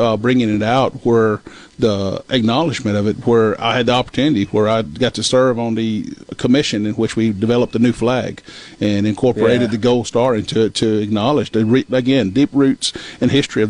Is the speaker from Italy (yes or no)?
no; Mississippi, United States; we are a people with deep roots and culture here in Mississippi.